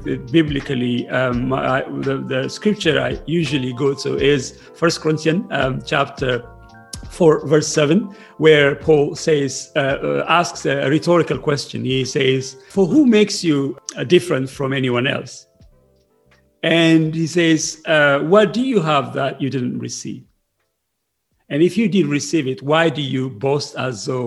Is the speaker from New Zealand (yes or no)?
no; Ethiopia; moved away as an adult; now in United Kingdom; I came from Ethiopia when Ethiopia was in civil war with Eritrea